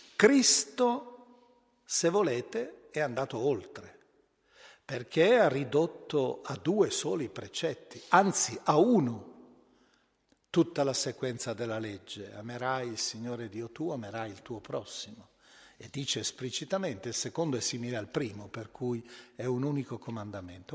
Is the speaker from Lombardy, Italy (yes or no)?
yes; Milan, Lombardy, Italy; io penso alla mia città d'origine, Milano